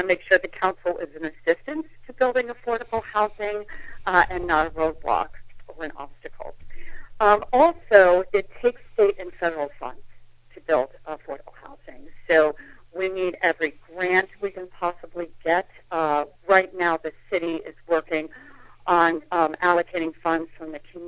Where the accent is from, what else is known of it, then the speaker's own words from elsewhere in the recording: Worcester, Massachusetts, United States; moved away as an adult; also born or lived in New York City / Billerica, Massachusetts; now in Salem, United States; I grew up in Worcester